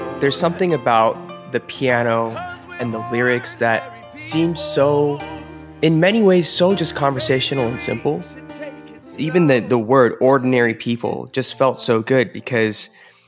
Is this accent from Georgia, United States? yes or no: yes; Atlanta, Georgia, United States; moved away as an adult; also born or lived in Boston / Korea; my hometown of Atlanta